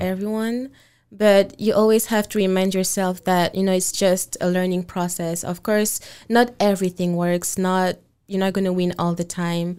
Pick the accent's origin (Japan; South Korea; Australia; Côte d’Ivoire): Côte d’Ivoire; moved away as an adult; also born or lived in Senegal (father's origin); now in Washington, United States; I grew up in the Ivory Coast and I moved here, um, about five years ago, um, mainly to go to college